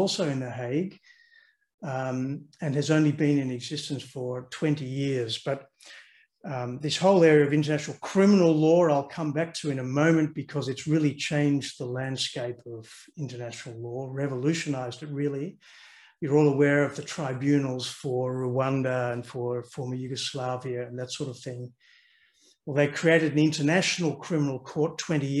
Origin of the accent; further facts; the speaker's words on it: Australia; moved away as an adult; also born or lived in London; now in Netherlands; So I grew up in Australia. I'm an Australian. You probably hear that in my accent